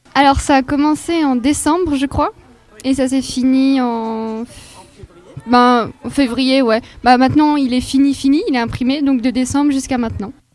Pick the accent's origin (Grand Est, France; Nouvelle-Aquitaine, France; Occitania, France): Grand Est, France; Moselle; je viens de Moselle